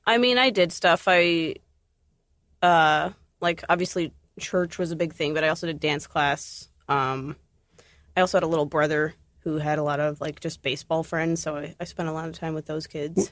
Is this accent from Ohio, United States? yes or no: yes; Columbus, Ohio, United States; I grew up outside of Columbus, um, on a farm. I moved to Columbus when I was fourteen